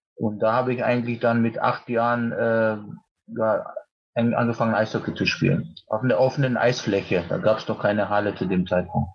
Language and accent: German; Poland; moved away; Mein Heimatland Polen